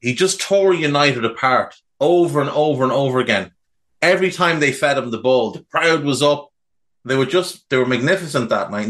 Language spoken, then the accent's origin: English; Ireland; being Irish